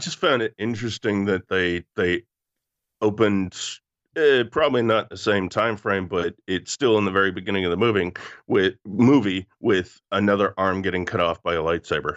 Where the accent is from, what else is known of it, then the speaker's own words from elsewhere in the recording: Canada; growing up in Canada